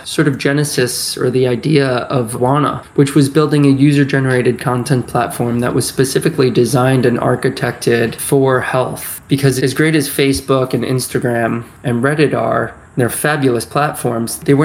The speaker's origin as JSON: {"language": "English", "area": "Westchester", "region": "New York", "country": "United States", "tie": "born or raised there", "said": "I grew up in Westchester, New York, just north of the city"}